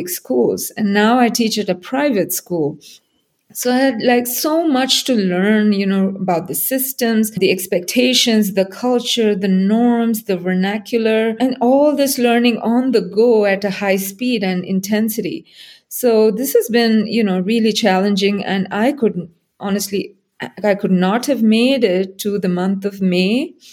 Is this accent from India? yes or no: yes; India; moved away as an adult; also born or lived in Singapore; now in Salt Lake City, United States; I was born and raised in India. I spent a big chunk of my life in Singapore, and here I am right now